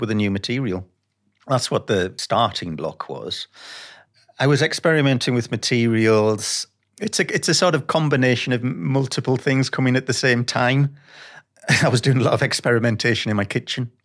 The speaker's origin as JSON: {"language": "English", "town": "Sunderland", "region": "North East England", "country": "United Kingdom", "moved": "yes", "said": "I'm from Sunderland"}